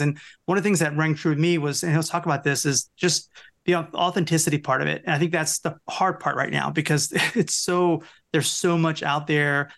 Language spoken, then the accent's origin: English; Louisiana, United States; also born or lived in Seattle; we're both from Louisiana, Jack